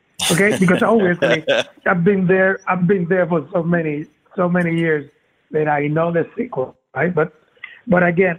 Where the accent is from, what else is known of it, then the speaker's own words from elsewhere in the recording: Vega Baja, Puerto Rico; I have a coffee company, which is the coffee company I have it in my hometown in Vega Baja.